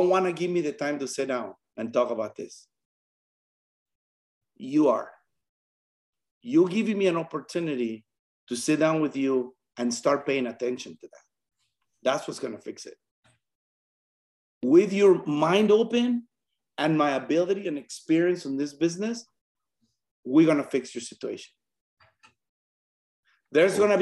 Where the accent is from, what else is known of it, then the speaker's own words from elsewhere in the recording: Mexico; moved away as an adult; now in United States; I'm from Mexico. I came here when I was about 18